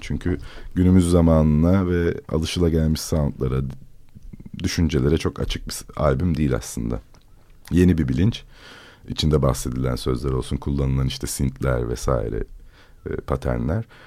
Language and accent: Turkish; İzmir, Turkey; moved away as an adult; doğmadım çünkü orada ama büyüdüğüm diyeyim yani büyüdüğüm mahallede